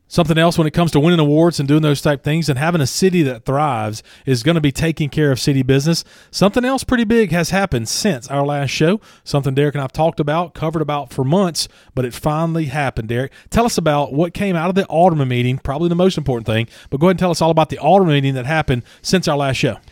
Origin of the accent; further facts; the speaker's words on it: Franklinton, Louisiana, United States; I grew up in Franklinton, Louisiana